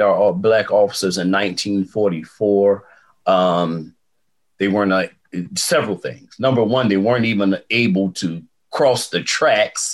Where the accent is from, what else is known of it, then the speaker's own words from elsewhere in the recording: Fayetteville, North Carolina, United States; also born or lived in Fort Bragg; Growing up in Fayetteville, the military was just every day.